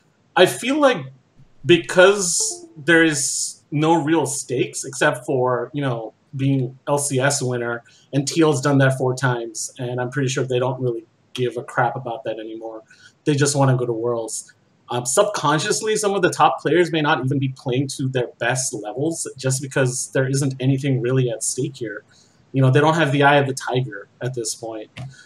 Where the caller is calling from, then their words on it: Chicago, Illinois, United States; From the miserable cold lands of Chicago.